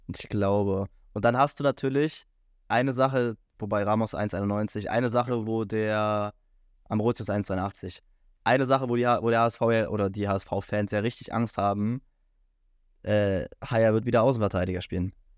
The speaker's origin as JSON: {"language": "German", "region": "Berlin", "country": "Germany", "said": "ich als äh, Berliner, ich war ja so oft im Stadion"}